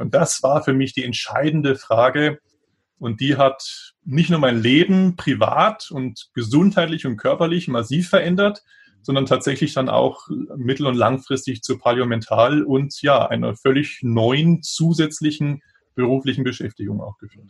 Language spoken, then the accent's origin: German; Munich, Bavaria, Germany; also born or lived in Gräfelfing; Also geboren bin ich in Grefelfing, das ist ein Vorort von München, aber der ist inzwischen fast schon eingewachsen. Also es gehört mhm. schon fast zu München dazu. Aber das war nur die Geburtsklinik und dann ja, aufgewachsen, dann eben in München